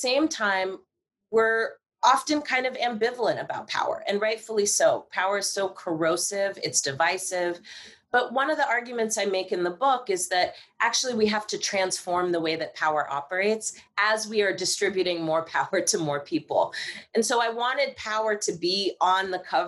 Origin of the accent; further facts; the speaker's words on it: Marin County, California, United States; I'm from Marin County